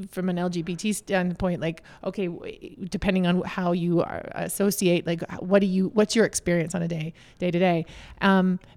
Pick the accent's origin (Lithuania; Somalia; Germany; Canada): Canada; now in Los Angeles, United States; So here we are back in Canada, but I'm a Canadian originally. All of us are.